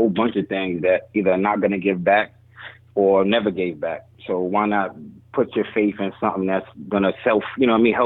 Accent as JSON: {"language": "English", "town": "New York City", "region": "New York", "country": "United States", "moved": "yes", "lives_now": "Miami Beach, United States", "said": "I'm from the Bronx. We got Orchard Beach"}